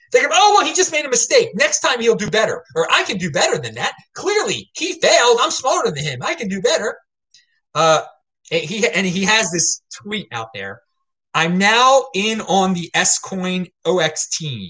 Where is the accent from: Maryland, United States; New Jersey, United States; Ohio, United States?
Maryland, United States; Baltimore; I'm some guy from Baltimore